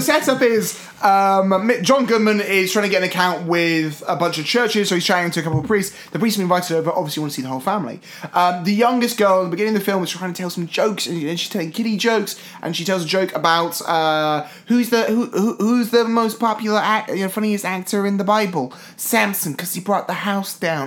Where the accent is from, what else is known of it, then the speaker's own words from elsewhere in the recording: United Kingdom; as a British kid.